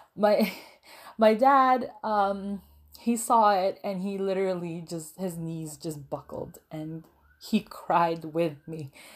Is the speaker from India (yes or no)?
no; Canada; also born or lived in Philippines; I was born and raised there until I was around six years old, and, uh, my family decided to immigrate to Canada. And I've been living here now in Canada for, I think, around sixteen years.